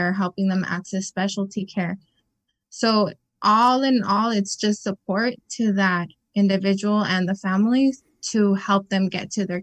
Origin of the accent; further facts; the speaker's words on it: Imperial Valley, California, United States; I was born and raised here in the Valley. I'm originally from Hopeville.